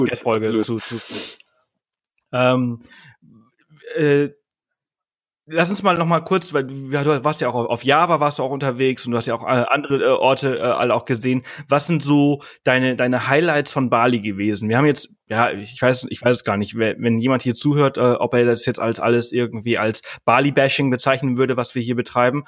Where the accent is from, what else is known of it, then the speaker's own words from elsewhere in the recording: Mallorca, Balearic Islands, Spain; moved away; ich komme ja äh, ursprünglich aus Mallorca, ich bin auf mhm. Mallorca geboren und aufgewachsen